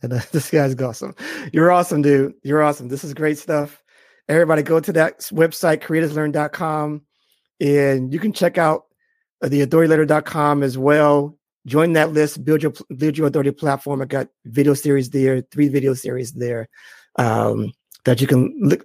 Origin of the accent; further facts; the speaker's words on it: Boston, Massachusetts, United States; I'm from Boston